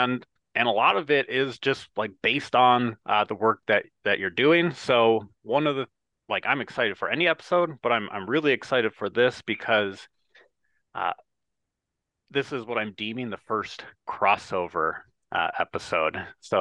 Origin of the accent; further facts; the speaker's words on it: Midwest, United States; I'm a Midwesterner.